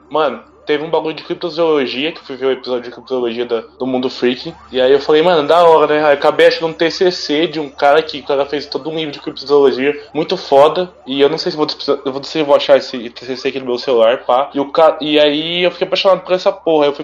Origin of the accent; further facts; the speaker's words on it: Minas Gerais, Brazil; O meu é Varginha, porque veio da minha terra, tá ligado? Vulgo Minas Gerais, melhor estado do Brasil.